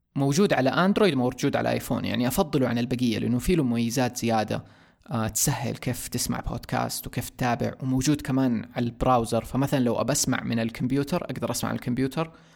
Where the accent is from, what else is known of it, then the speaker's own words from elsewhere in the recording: Saudi Arabia; عندنا في السعوديه